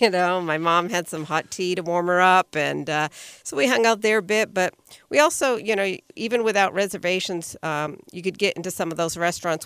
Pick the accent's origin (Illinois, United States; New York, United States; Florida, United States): Florida, United States; I'm from Florida there